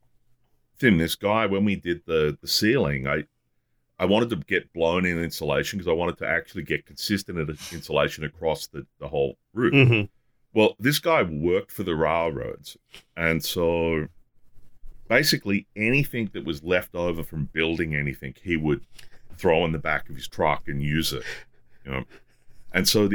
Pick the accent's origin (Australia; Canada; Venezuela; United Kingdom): Australia; as an Australian